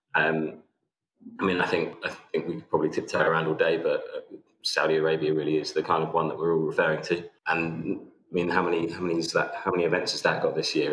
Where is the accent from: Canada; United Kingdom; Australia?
United Kingdom; England; as an Englishman